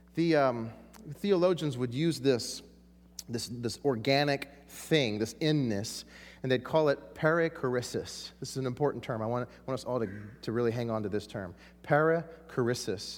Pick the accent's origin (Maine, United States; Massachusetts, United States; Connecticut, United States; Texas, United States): Texas, United States; I'm from Texas